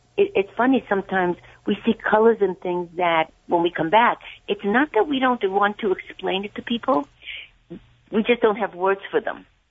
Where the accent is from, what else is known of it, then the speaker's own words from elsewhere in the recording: Hungary; I'm from Hungary.